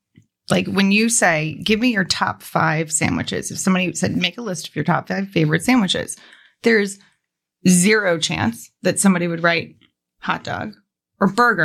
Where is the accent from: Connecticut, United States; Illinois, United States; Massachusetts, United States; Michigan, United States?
Massachusetts, United States; Boston; moved away; also born or lived in Brooklyn, New York / Virginia; I am from Boston